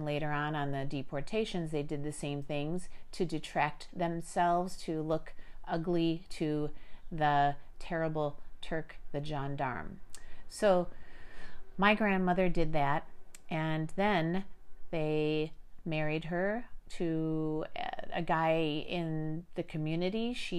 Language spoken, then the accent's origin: English; Chicago, Illinois, United States; born there; before I was born in Chicago, Illinois, I had no clue that I was going to be born into a world where I learned that both sets of my grandparents survived the Armenian Genocide